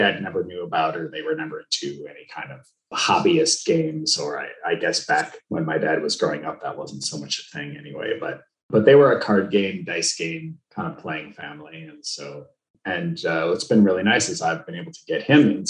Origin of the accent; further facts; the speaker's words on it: Skokie, Illinois, United States; moved away; I grew up in Skokie, Illinois, so just north of the city